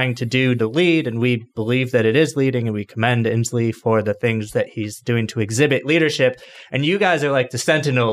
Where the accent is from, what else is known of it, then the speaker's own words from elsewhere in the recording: New York, United States; moved away as an adult; now in Seattle, United States; I'm a New Yorker. I moved here in October.